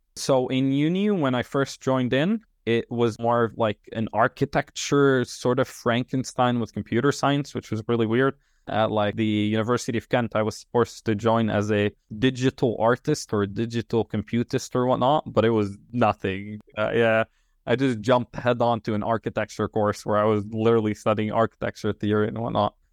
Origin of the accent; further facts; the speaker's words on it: Tripoli, North Governorate, Lebanon; moved away as an adult; now in United Kingdom; I'm from Tripoli